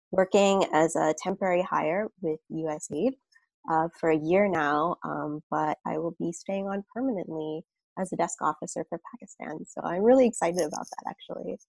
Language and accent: English; Brooklyn, New York, United States; Sure. Um, Brooklyn's awesome. I feel like it's changed so much over the years. Every time I go home, it's just like completely different neighborhood.